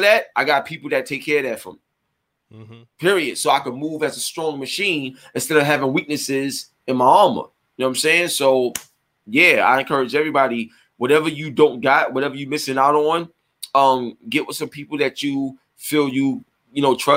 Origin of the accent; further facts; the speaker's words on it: New York City, New York, United States; I grew up in East New York, Brooklyn